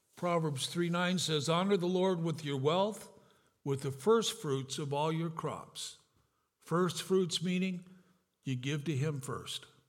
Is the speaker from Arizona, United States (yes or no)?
no; California, United States; also born or lived in Grand Rapids, Michigan; I'm from California.